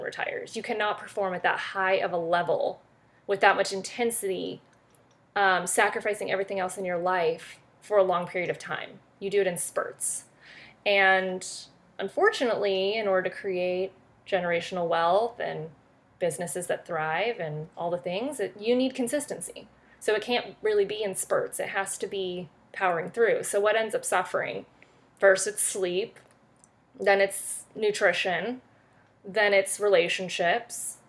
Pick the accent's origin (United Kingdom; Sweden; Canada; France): France; now in United States; I am from France originally.